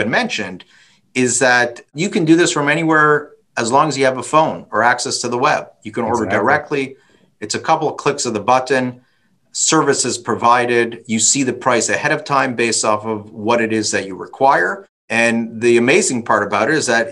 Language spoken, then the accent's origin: English; Toronto, Ontario, Canada; I'm from Toronto